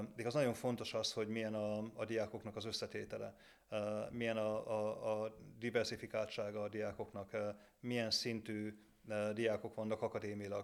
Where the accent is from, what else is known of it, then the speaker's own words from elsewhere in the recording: Debrecen, Hajdú-Bihar, Hungary; jó lokálpatrióta vagyok eh, Debrecenben, mert igaz, onnan, onnan származom